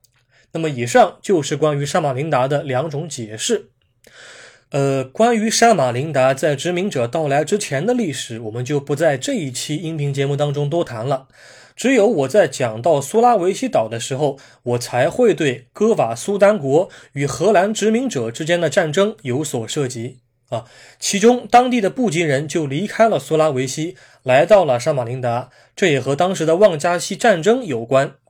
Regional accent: China; 我们中国人平时经常喜欢说

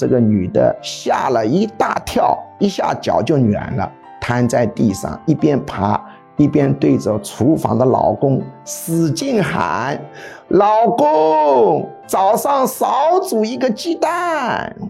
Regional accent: China; 如果我们置身事外，站在中国之外来看待这个问题，会觉得我们这个民族很荒唐

